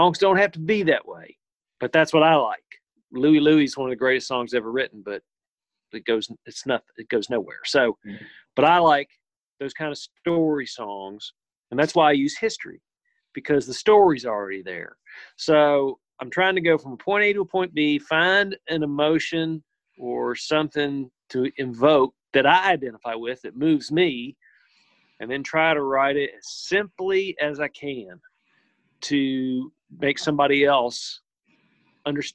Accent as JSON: {"language": "English", "region": "the South", "country": "United States", "tie": "born or raised there", "said": "my whole life growing up in the South"}